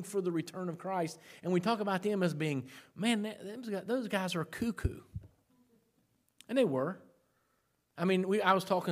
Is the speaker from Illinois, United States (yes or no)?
no; South Point, Ohio, United States; That's my hometown, South Point